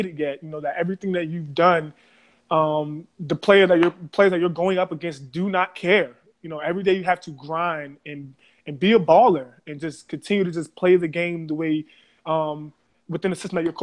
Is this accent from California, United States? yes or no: no; Baltimore, Maryland, United States; I am from Baltimore City. I grew up in the west side of Baltimore City